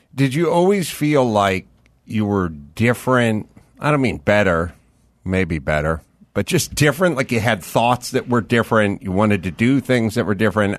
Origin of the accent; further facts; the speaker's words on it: Los Angeles, California, United States; I grew up in North Hollywood